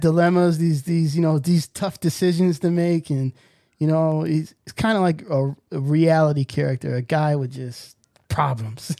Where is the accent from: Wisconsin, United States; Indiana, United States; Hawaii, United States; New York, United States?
New York, United States; growing up in New York